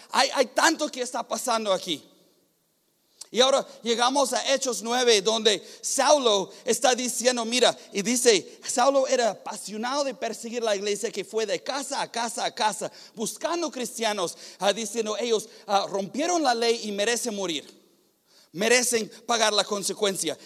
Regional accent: United States; Spanish is a second language; moved away; soy gringo

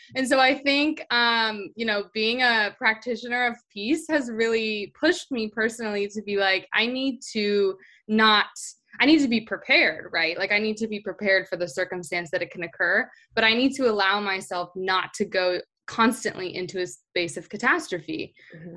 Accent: Orange County, California, United States; I grew up in Orange County, California

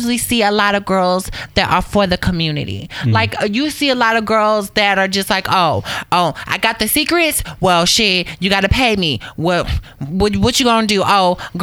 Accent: Waco, Texas, United States; moved away; I'm from Waco, Texas, originally

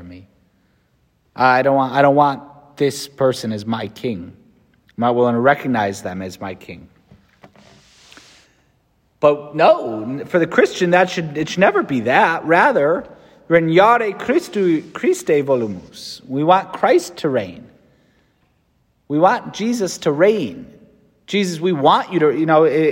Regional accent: United States; As an American

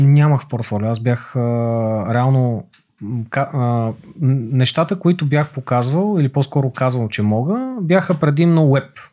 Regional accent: Montana, Montana Province, Bulgaria; moved away as an adult; also born or lived in Gabrovo; now in Sofia, Bulgaria; роден съм в София, отраснал съм в Монтана, учил съм в Габро, след това се върнах в София

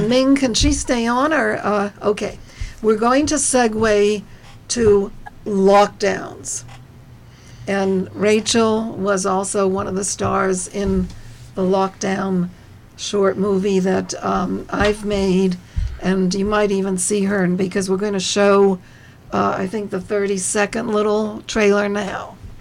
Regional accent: New Jersey, United States; we are all from New Jersey

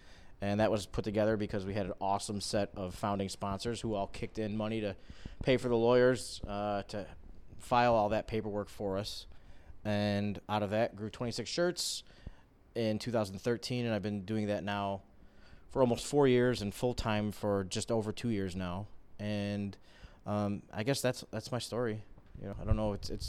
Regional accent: Tonawanda, New York, United States; also born or lived in Kenmore, New York; So I grew up in Tonawanda. I moved all the way to Kenmore when I grew up.

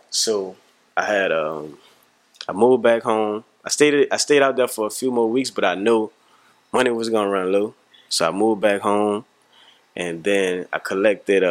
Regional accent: New Orleans, Louisiana, United States; also born or lived in Houston; I'm from the Magnolia Projects

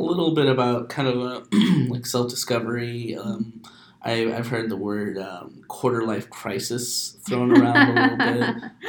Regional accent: Phoenix, Arizona, United States; first language Spanish; English is a second language; moved away as an adult; also born or lived in California; I am 28, and I grew up in Phoenix, but I left for a while, and mm-hmm. I've actually only been back since the summer, since June.

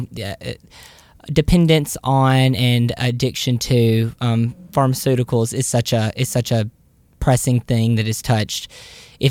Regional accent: Southern United States, United States; accent: Southern

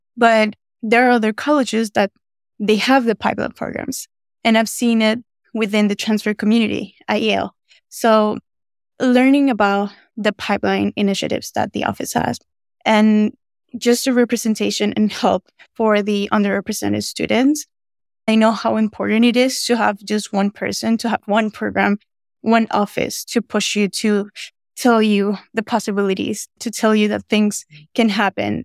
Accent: Venezuela; now in United States; I'm originally from Venezuela

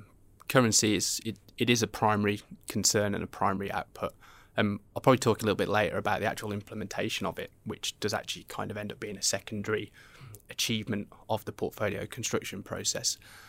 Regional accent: Australia; especially being an Australian investor, where historically we've had quite high amounts of carry because of interest rate differentials

